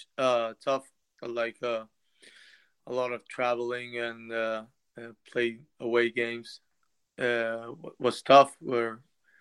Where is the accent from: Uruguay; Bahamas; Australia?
Uruguay; Punta del Este, Maldonado; moved away as an adult; now in Toronto, Canada; back home in my hometown, which is Punta del Este in Uruguay